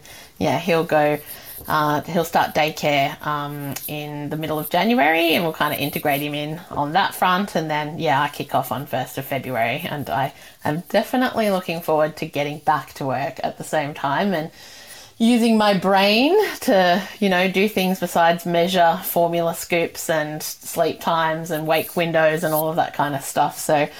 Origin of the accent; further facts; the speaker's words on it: New South Wales, Australia; And I come from the Sutherland Shire, so it was my first time kind of working in a fancy restaurant.